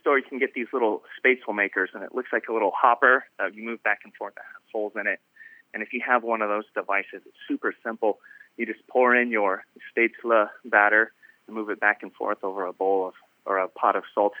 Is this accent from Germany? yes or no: yes; Germany; also born or lived in Midwest / California; now in United States; I grew up in Germany. My parents were in the Army. So even though I've lived in the Midwest for a while, been get my chops wet cooking in California for about 10 years.